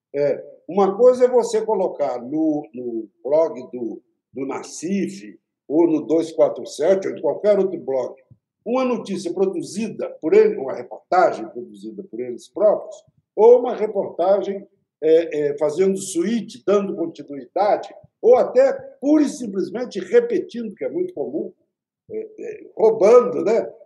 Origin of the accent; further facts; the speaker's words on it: Minas Gerais, Brazil; eu sou mineiro